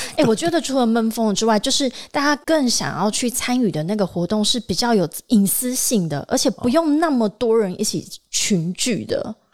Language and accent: Chinese; Tainan, Taiwan; 而且你知道我台南人嘛？